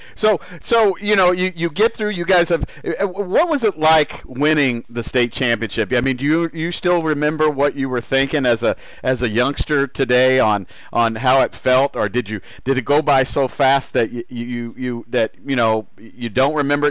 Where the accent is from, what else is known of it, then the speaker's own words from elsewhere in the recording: Indianapolis, Indiana, United States; born and raised in Indianapolis